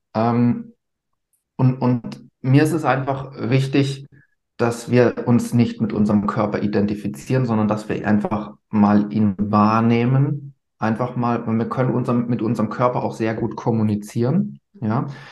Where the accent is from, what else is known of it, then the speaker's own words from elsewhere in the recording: Germany; bei uns in Deutschland